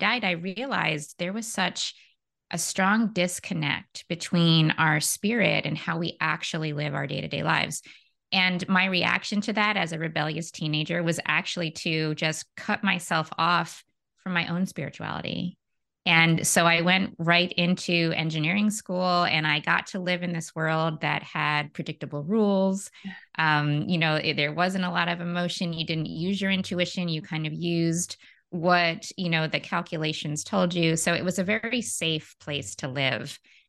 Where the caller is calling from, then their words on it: San Francisco, California, United States; I am in San Francisco, California, in the States.